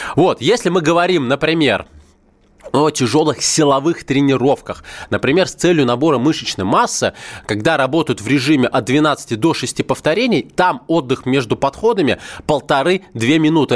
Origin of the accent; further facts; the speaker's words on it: Moscow, Russia; я коренной москвич, в родном городе